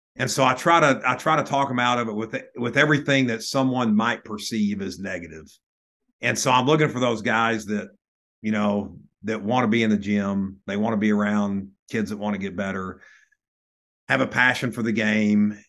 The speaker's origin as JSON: {"language": "English", "town": "Lubbock", "region": "Texas", "country": "United States", "tie": "born or raised there", "said": "growing up in Lubbock"}